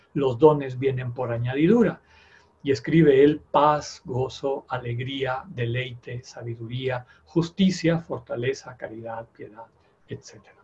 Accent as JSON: {"language": "Spanish", "region": "Yucatán", "country": "Mexico", "tie": "born or raised there", "said": "A mí todavía me tocó en mi infancia en Yucatán"}